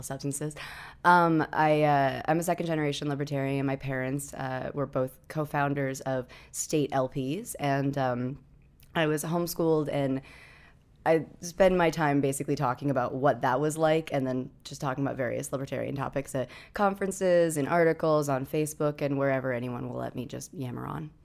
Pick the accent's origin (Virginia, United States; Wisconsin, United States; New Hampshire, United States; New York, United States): New Hampshire, United States; I grew up in New Hampshire